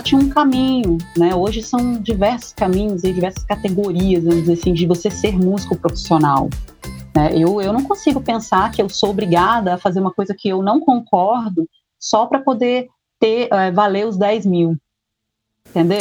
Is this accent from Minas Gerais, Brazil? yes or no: no; Anchieta, Espírito Santo, Brazil; Eu fui criada aqui, as pessoas é, daqui é, cuidam de mim como uma filha mesmo